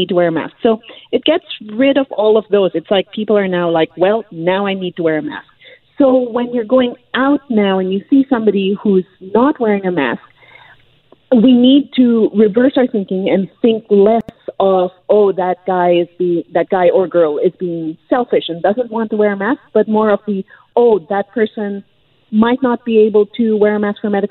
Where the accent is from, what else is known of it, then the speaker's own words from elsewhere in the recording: British Columbia, Canada; as British Columbians